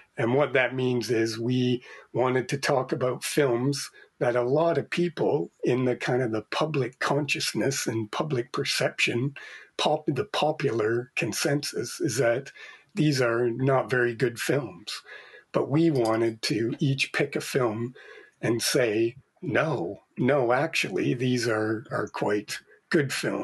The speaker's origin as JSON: {"language": "English", "country": "Canada", "moved": "yes", "said": "being Canadian myself originally"}